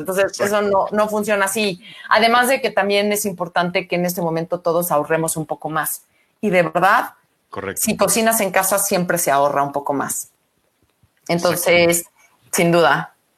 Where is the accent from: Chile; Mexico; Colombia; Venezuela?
Mexico; somos mexicanos